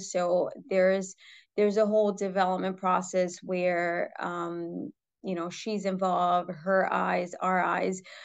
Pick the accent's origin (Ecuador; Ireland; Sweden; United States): United States; New York City, New York; I was born and raised in New York City